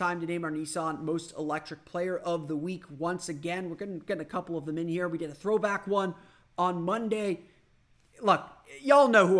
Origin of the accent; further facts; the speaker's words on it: Orlando, Florida, United States; my hometown